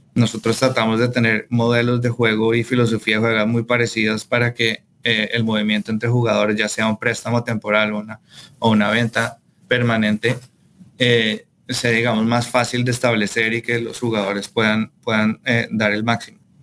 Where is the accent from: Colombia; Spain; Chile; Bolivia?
Colombia; yo soy colombiano